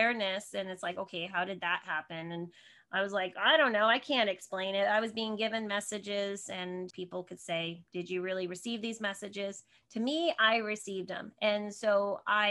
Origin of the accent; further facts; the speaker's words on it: Northern New Jersey, United States; moved away as an adult; I grew up in Northern New Jersey, right outside of New York City.